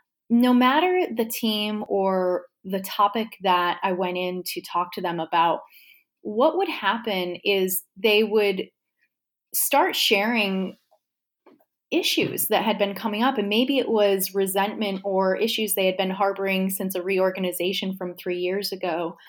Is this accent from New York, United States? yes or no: yes; New York, United States; now in Richmond, United States; I hail from New York originally. I'm currently living in Richmond, Virginia.